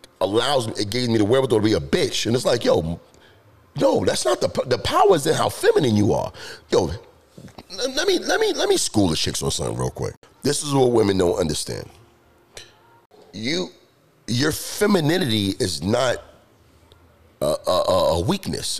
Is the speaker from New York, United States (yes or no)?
yes; New York City, New York, United States; I grew up in New York City